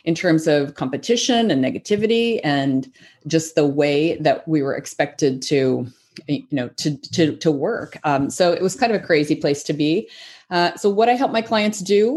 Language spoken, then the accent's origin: English; the South, United States; when I was growing up in the South